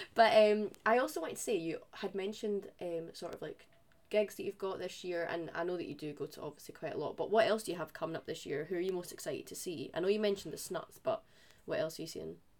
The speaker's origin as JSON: {"language": "English", "region": "Scotland", "country": "United Kingdom", "said": "for us being Scottish."}